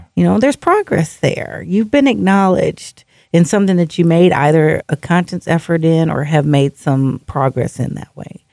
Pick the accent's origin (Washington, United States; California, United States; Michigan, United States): Washington, United States; Seattle; also born or lived in Alaska; my hometown, Seattle, is a very progressive city